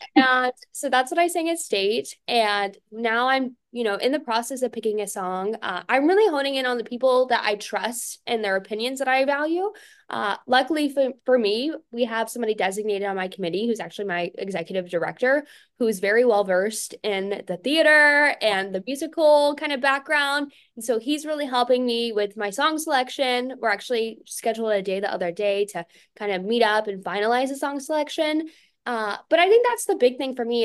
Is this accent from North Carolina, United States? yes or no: yes; Fayetteville, North Carolina, United States; I'm from Fayetteville, North Carolina, which is home to w, our largest U S military base